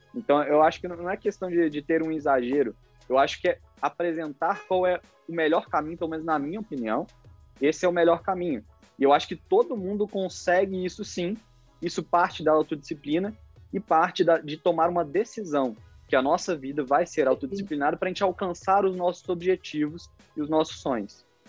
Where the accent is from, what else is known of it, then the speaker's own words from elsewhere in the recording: Brazil; nós, como brasileiros